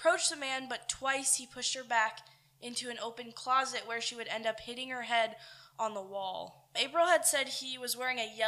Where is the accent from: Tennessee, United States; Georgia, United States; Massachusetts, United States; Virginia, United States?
Massachusetts, United States; Winchendon; I'm from Winchendon, Massachusetts